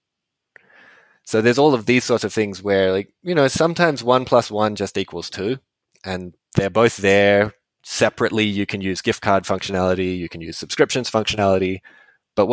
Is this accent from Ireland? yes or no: no; Western Australia, Australia; moved away; I'm from Western Australia originally.